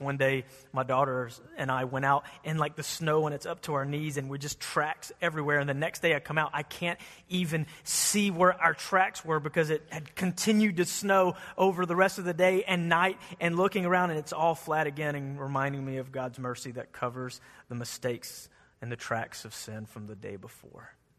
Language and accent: English; United States; we're an American church